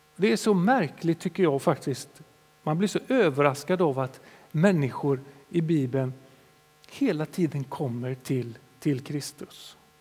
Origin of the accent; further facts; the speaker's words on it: Sweden; som svenskar